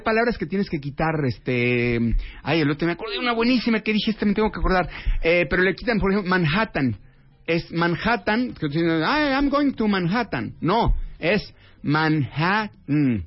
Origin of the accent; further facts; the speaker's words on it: Mexico; moved away as an adult; now in Los Angeles, United States; así hablamos todos los mexicanos